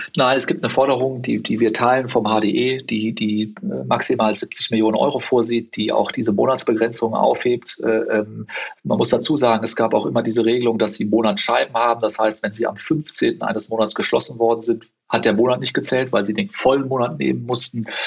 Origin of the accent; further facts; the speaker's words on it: Cologne, North Rhine-Westphalia, Germany; also born or lived in South Africa; Das hat man halt dann wirklich nur da, wo man groß geworden ist anders. Und das ist bei mir Köln.